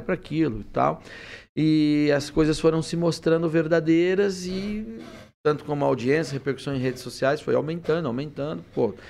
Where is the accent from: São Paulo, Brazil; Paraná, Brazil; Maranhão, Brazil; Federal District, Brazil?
São Paulo, Brazil; Presidente Venceslau; moved away; also born or lived in Curitiba; Eu saí, nasci no, em Presidente Venceslau, morei ali no Oeste tá. Paulista e tal. Depois eu fui para Curitiba para estudar jornalismo